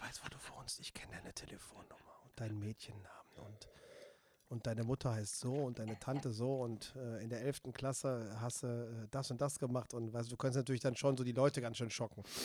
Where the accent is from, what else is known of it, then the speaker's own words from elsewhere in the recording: Siegburg, North Rhine-Westphalia, Germany; also born or lived in Seelscheid; Ich komme, ich bin in Siegburg geboren.